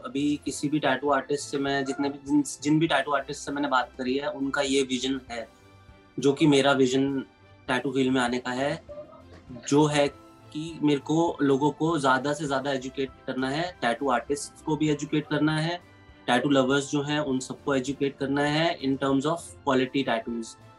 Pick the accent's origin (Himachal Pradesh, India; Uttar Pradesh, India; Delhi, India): Delhi, India; New Delhi; मेरा बचपन न्यू दिल्ली में ही बीता है